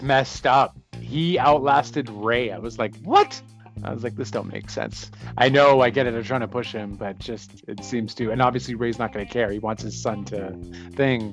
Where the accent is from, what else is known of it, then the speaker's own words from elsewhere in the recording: Canada; I'm Canadian